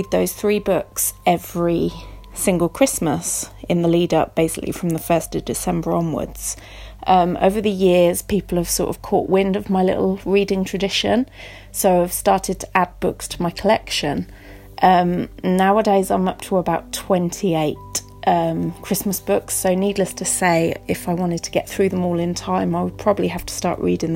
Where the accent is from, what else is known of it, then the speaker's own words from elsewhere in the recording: England, United Kingdom; I'm from England